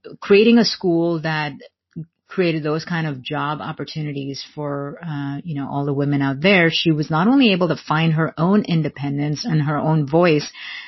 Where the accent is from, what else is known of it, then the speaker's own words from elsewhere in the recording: India; growing up in India during that time, there weren't a lot of working moms around